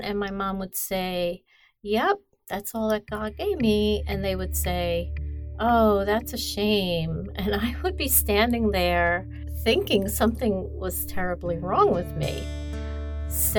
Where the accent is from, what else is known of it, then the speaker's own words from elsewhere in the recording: New York City, New York, United States; also born or lived in Brooklyn, New York; I grew up in a neighborhood in Queens. I was born in Brooklyn